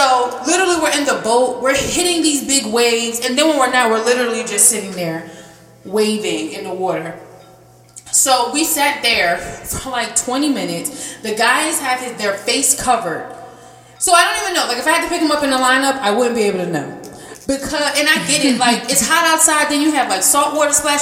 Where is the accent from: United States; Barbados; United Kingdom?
United States; I'm just from America